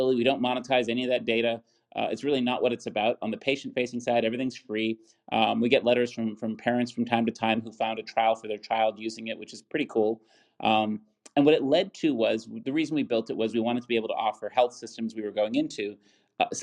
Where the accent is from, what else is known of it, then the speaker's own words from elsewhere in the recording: Buffalo, New York, United States; my hometown, University at Buffalo